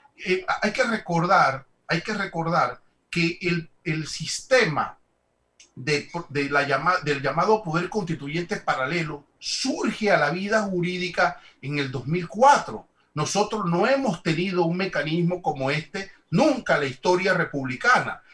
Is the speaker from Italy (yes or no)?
no; Panama